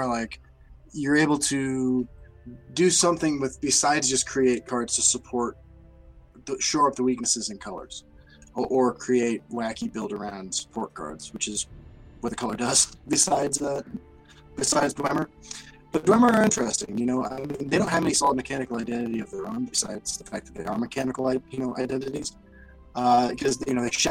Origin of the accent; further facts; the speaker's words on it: Kansas, United States; growing up in Kansas